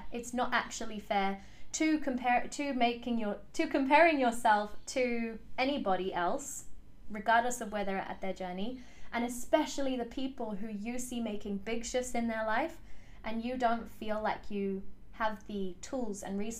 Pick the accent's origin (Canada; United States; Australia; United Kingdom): United Kingdom; England; But essentially, what happened is I was born in England. My parents are from South Africa. And when they decided to move to England, they very carefully chose the suburb that they would live